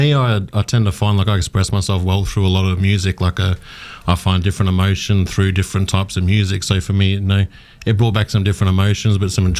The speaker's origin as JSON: {"language": "English", "town": "Townsville", "region": "Queensland", "country": "Australia", "tie": "born or raised there", "also_born_or_lived": "Victoria, Australia", "said": "I've lived here pretty much since I was 5 years old. My dad was in the army when we were younger, so we travelled around a little bit. I was born down in Victoria, but we ended up finding ourselves up in Townsville from when I was five."}